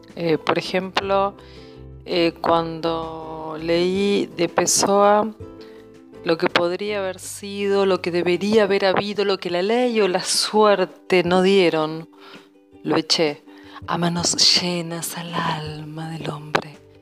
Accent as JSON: {"language": "Spanish", "town": "Arroyo Seco", "region": "Santa Fe", "country": "Argentina", "moved": "as an adult", "lives_now": "Buenos Aires, Argentina", "said": "yo soy de Arroyo Seco, provincia de Santa Fe, pero hace casi 20 años que vivo en Buenos Aires."}